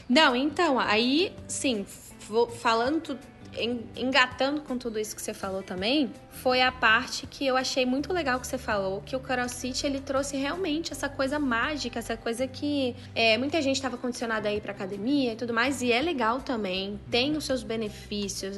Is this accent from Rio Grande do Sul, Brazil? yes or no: no; Brasília, Federal District, Brazil; sou de Brasília, é uma cidade que é muito direcionada ao serviço público